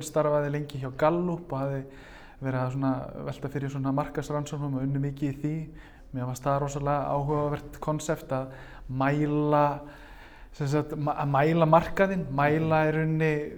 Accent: Reykjavík, Capital Region, Iceland; ég er úr Vesturbænum og hérna og, og mentanvegurinn var hérna Grandaskóli, Hagaskóli

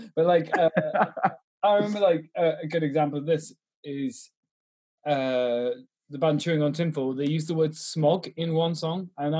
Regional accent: Bristol, South West England, United Kingdom; I grew up in Bristol.

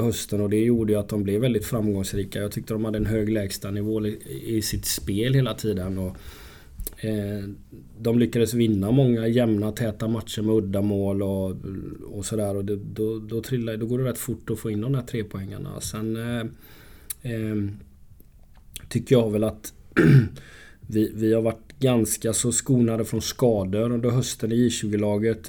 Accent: Gothenburg, Västra Götaland, Sweden; now in Örebro, Sweden; jag som är göteborgare

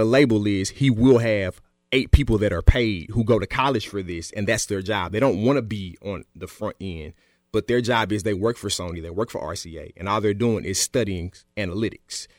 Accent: Smyrna, Tennessee, United States; I'm from Smyrna.

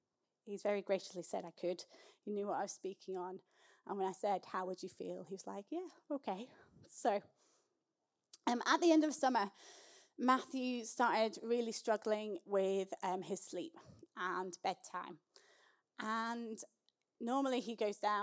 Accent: Scotland, United Kingdom; I grew up in the Scottish Episcopal Church, which is the Scottish version of the Church of England.

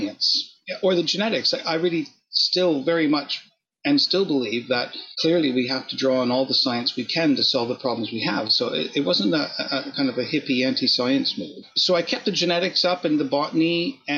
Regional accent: southern Ontario, Canada; also born or lived in Oxford, United Kingdom; now in Buckinghamshire, United Kingdom; I'm Canadian by origin, and I grew up in Ontario.

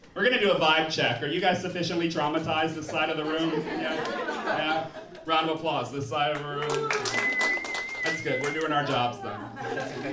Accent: New Orleans, Louisiana, United States; I'm from New Orleans

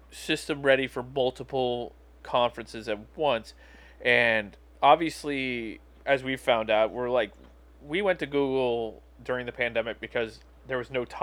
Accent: Wales, United Kingdom; I apologize for me being Welsh and cheap

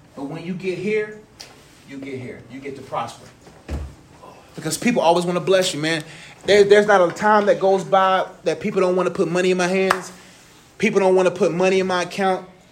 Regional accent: Nigeria; I'm proud that I'm Nigerian

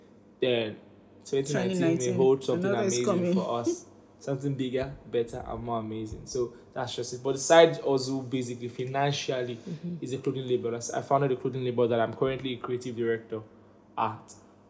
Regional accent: United Kingdom; I'm British, you know. It's support.

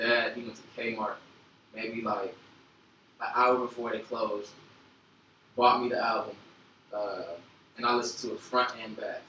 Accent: Inglewood, California, United States; also born or lived in San Bernardino County / San Francisco Bay Area; I was born in Inglewood, but I did a lot of moving around when I was younger.

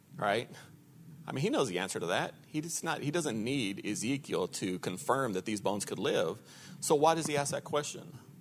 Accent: Lubbock, Texas, United States; also born or lived in Dallas area, Texas; now in Dallas, United States; I'm from Lubbock. And born and raised there, and then we moved to the Dallas area

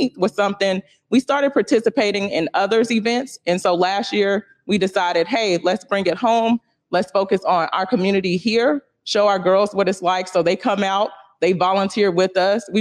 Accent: Louisiana, United States; now in Pacific Northwest, United States; I'm from Louisiana

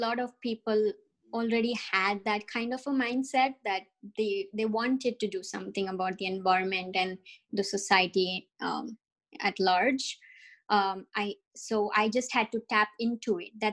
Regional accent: India; moved away as an adult; also born or lived in New Jersey, United States; now in Canada; I come from India.

